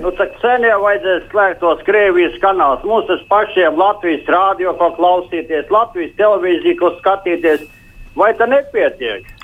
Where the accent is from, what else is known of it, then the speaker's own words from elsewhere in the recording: Latvia; Es esmu pati latviete